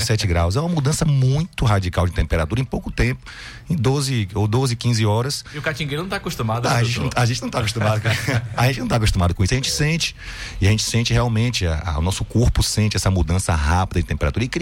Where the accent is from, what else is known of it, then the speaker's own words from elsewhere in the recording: Salvador, Bahia, Brazil; born there; nasci em Salvador.